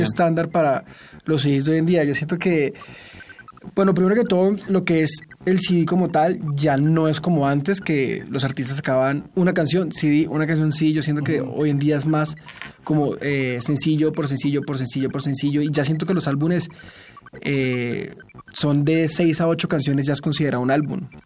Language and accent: Spanish; Neiva, Huila, Colombia; now in Los Angeles, United States; Yo soy de Neiva, Colombia